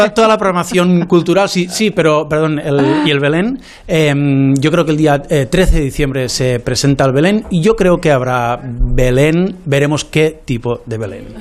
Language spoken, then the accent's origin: Spanish; Lleida, Catalonia, Spain; accent: Lleida